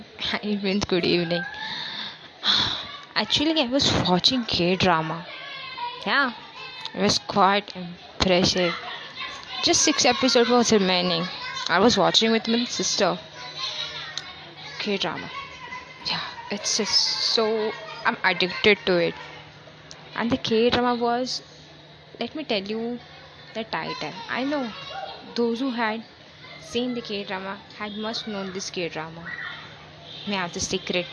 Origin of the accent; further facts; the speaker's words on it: India; I'm from India